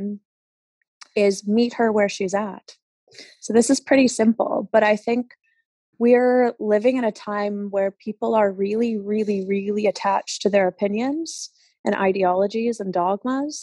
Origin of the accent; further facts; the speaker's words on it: New York, United States; moved away as an adult; now in Spain; I am from the States originally. I'm from New York